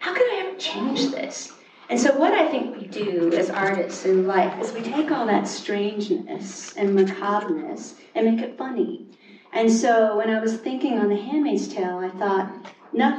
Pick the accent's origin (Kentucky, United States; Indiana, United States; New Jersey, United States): Kentucky, United States; moved away; also born or lived in New York; where I grew up in Kentucky